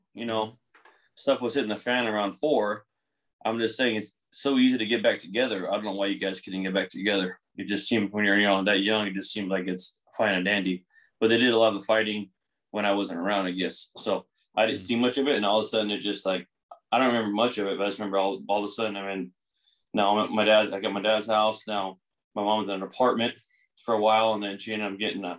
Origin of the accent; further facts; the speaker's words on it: Chino, California, United States; also born or lived in Pomona, California; I was born in Pomona and then grew up in Chino